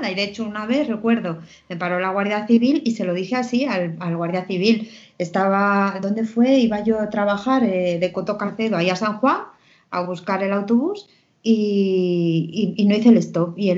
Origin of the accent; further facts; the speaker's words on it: Portugal; born there; recuerdo que cuando llegué a Portugal y a ver a mi familia, porque yo nací en Portugal